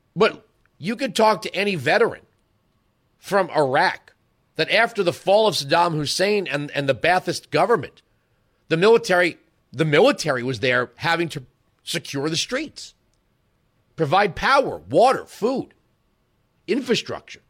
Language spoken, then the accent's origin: English; United States; I'm just an American American